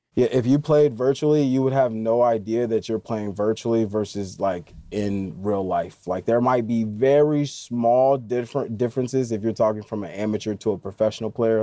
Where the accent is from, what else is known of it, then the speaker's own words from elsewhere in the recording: Indiana, United States; I'm from Indiana